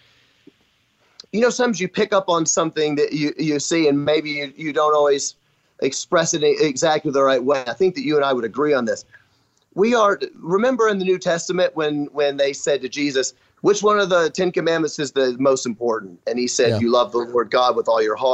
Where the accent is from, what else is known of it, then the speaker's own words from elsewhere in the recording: Memphis, Tennessee, United States; moved away as an adult; now in Kenosha, United States; I grew up in Memphis, Tennessee